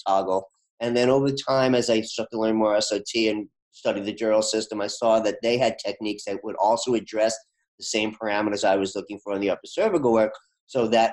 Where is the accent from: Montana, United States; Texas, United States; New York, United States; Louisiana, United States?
New York, United States; moved away as an adult; now in Boston, United States; I'm from New York